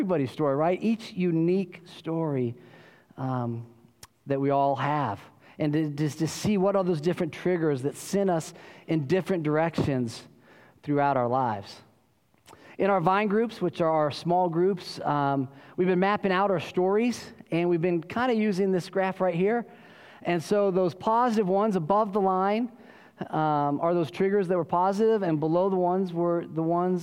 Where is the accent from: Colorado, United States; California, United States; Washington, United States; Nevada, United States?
Colorado, United States; now in Austin, United States; I grew up in Colorado